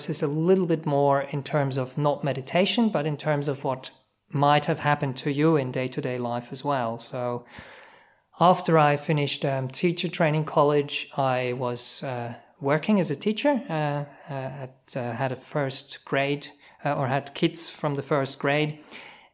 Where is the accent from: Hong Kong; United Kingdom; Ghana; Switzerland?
Switzerland; English is a second language; moved away as an adult; also born or lived in New Zealand